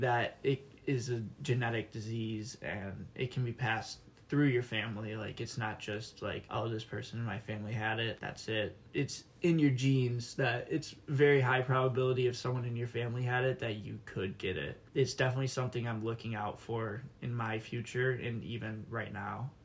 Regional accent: Wixom, Michigan, United States; I'm from Wixom, Michigan

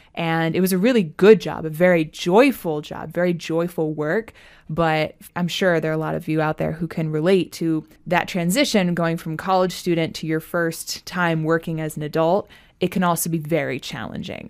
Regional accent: Maryland, United States; I'm from Maryland.

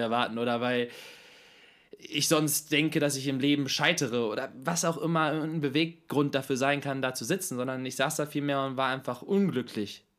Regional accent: Hanover, Lower Saxony, Germany; Geboren und aufgewachsen in Hannover

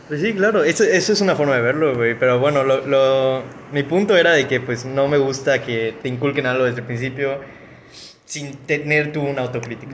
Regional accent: Mexico; soy mexicano

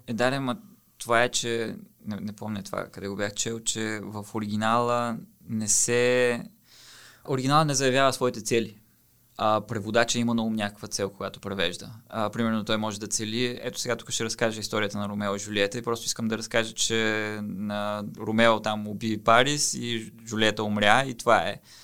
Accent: Bulgaria; аз съм българин, който превеждам от китайски

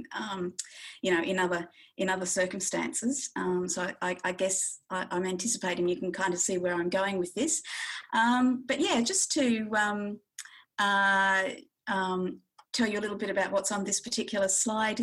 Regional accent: northwest of Western Australia, Australia; now in Bathurst, Australia; the Yamaji people of the northwest of Western Australia, which is where I grew up

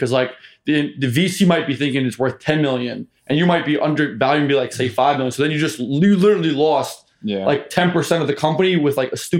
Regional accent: New Jersey, United States; And like I'm from Jersey, right?

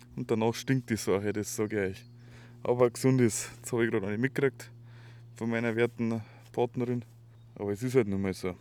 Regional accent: Schrobenhausen, Bavaria, Germany; wir kommen ja aus der Spargelstadt Schrobenhausen

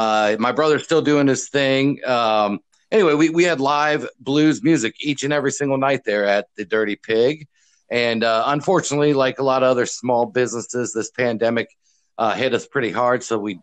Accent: Columbus, Ohio, United States; moved away as an adult; also born or lived in Key West, Florida; I was born and raised here in Columbus, and it's where I live now. But for the previous 10 years, I lived in Key West, Florida, where I was, among other things, a radio DJ

